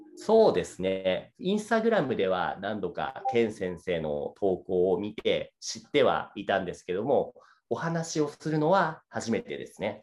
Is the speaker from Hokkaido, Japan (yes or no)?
no; Saitama, Japan; moved away; 出身は僕は埼玉県です。